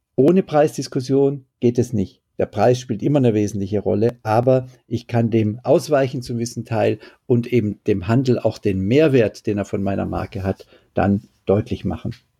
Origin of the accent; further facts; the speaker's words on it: Düsseldorf, North Rhine-Westphalia, Germany; Ich als Düsseldorfer